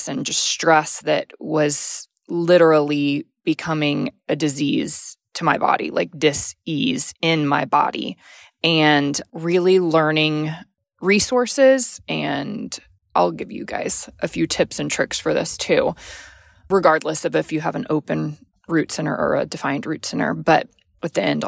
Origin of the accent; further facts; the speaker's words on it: Texas, United States; growing up in the South, being in Texas